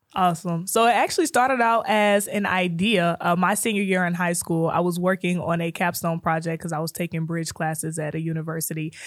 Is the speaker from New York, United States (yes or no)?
no; Chicago, Illinois, United States; moved away as an adult; now in Kansas City, United States; I'm originally from Chicago.